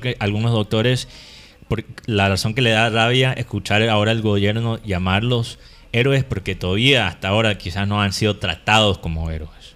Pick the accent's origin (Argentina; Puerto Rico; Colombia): Colombia; Caribbean coast